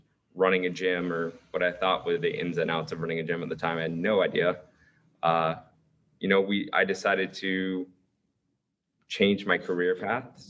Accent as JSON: {"language": "English", "town": "Gainesville", "region": "Florida", "country": "United States", "tie": "born or raised there", "said": "I grew up in Gainesville."}